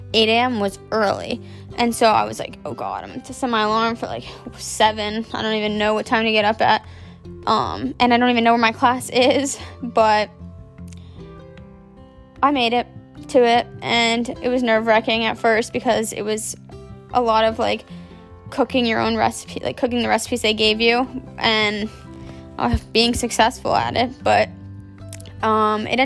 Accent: Maryland, United States; also born or lived in Delaware; I'm from Maryland, born and raised. I've lived there my whole life

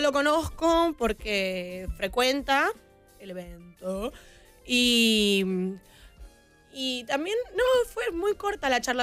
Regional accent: Buenos Aires, Argentina; como soy porteña, la doble L se dice ah

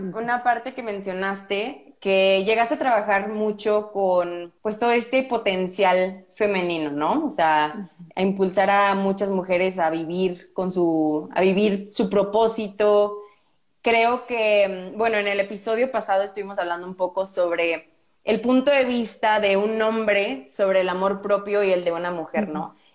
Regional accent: Morelia, Michoacán, Mexico; moved away; also born or lived in Brazil; soy de Morelia, es una cultura diferente de la que hay en Monterrey

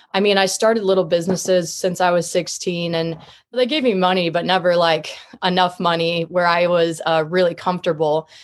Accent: Columbia, Missouri, United States; now in Kansas City, United States; I was raised in Columbia, Missouri. It's a smaller city in the middle of Missouri in general

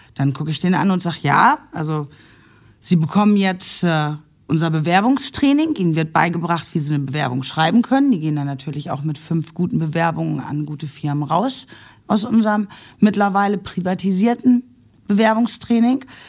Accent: Nuremberg, Bavaria, Germany; now in Essen, Germany; ich durfte ja einen großen Teil meiner Kindheit in Nürnberg verbringen

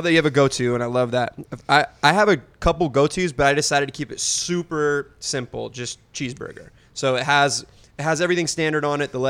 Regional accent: Southern California, United States; Born and raised in Southern California

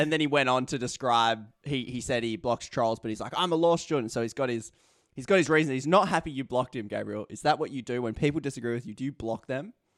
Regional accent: Australia; as an Australian

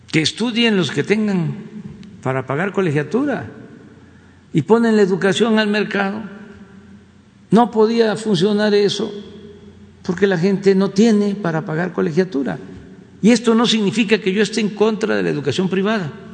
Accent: Tepetitán, Tabasco, Mexico; mi pueblo, en Tepetitán

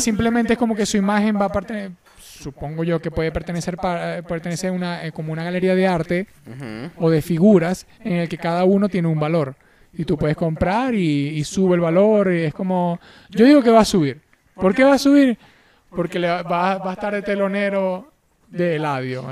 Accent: Venezuela; siendo venezolano

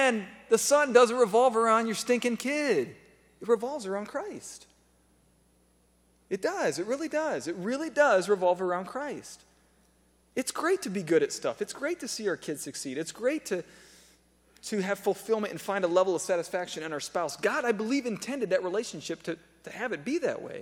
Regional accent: United States; I'm an American

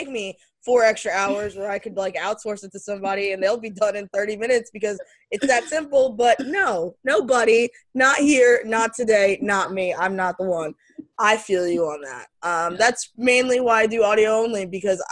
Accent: Florida, United States; I'm from Florida

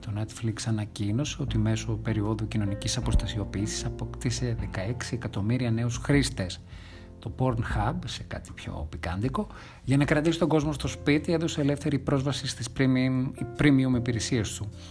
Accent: Thessaloniki, Central Macedonia, Greece; moved away as an adult; now in Athens, Greece; Γεννήθηκα και μεγάλωσα στη Θεσσαλονίκη, καταγωγή μου είναι από την Ανατολική Ρωμιλία και από τις Σέρες, Στην Αθήνα 18 χρόνια.

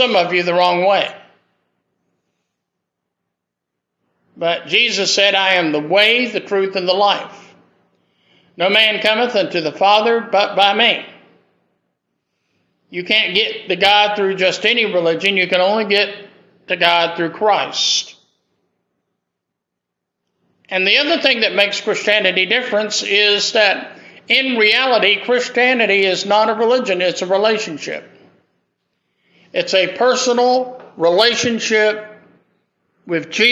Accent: Greenville, South Carolina, United States; moved away as an adult; also born or lived in Hattiesburg, Mississippi / New Orleans, Louisiana; my hometown of Greenville, South Carolina

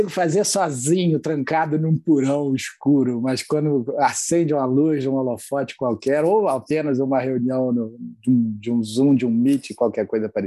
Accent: Rio de Janeiro, Brazil; Eu já não tenho tanto sotaque assim quanto o André, né, de carioca, mas sou carioca também da Gema.

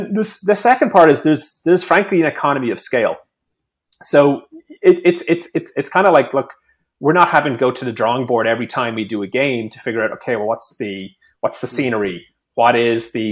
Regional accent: Ireland; I'm Irish

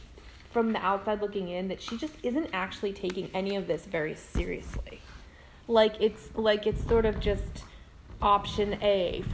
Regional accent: East Coast, United States; Because like I said, we're from the East Coast.

